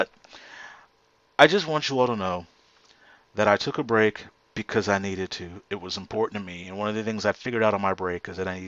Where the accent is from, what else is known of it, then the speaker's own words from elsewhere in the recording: Houston, Texas, United States; right here in my hometown